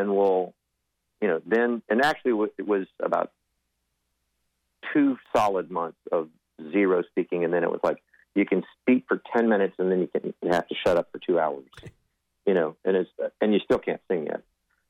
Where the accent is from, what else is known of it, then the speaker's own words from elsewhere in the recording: Del Rio, Texas, United States; I was born and raised in West Texas, Del Rio, Texas